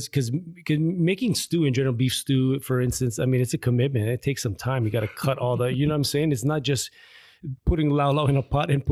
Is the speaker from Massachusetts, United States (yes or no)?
no; Hawaii Kai, Hawaii, United States; So I was raised in Hawaii Kai, lived there with my dad and my stepbrothers and sister.